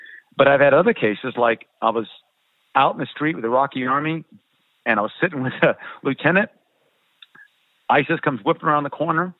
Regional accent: United States; moved away as an adult; also born or lived in Myanmar; I am an American

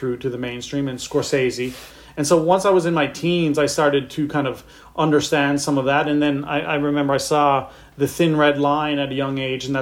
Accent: St. John's, Newfoundland and Labrador, Canada; moved away as an adult; also born or lived in Halifax; I grew up in St. John's, Newfoundland

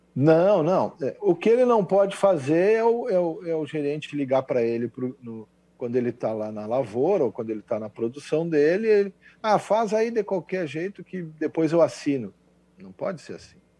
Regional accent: Dom Pedrito, Rio Grande do Sul, Brazil; eu sou lá da fronteira com o Uruguai, eu sou lá de Dom Pedrito.

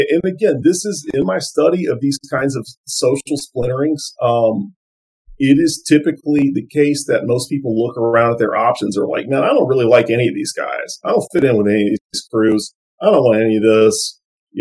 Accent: Lake Charles, Louisiana, United States; my hometown of Lake Charles

